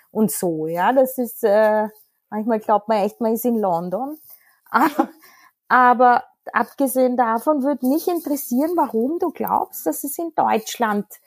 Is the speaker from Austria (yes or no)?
yes; Austria; ich verstehe es noch als Österreicherin